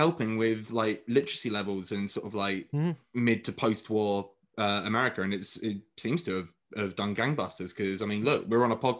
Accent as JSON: {"language": "English", "country": "United Kingdom", "first_language": "English"}